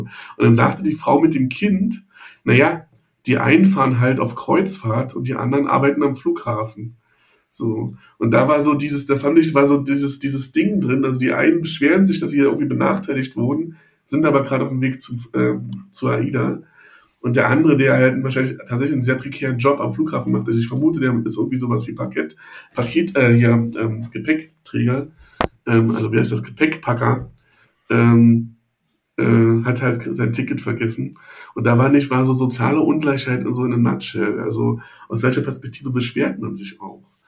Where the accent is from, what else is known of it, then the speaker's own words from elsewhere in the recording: Berlin, Germany; André und ich sind beide gebürtige Berliner ähm, und wir sind in Berlin-Friedrichshain zur Schule gegangen.